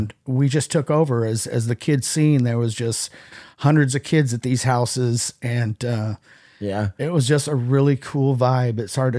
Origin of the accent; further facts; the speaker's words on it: San Francisco, California, United States; also born or lived in Los Angeles; So I was born in LA, but then we quickly moved. I think by the time I was three, I was already up in the Bay Area, San Francisco